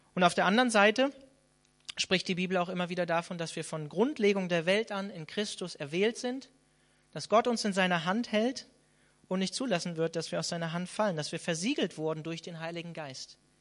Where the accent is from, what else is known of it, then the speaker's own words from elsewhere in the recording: Hanover, Lower Saxony, Germany; moved away; in meiner alten Heimat oder in der Nähe von meiner alten Heimat in Hannover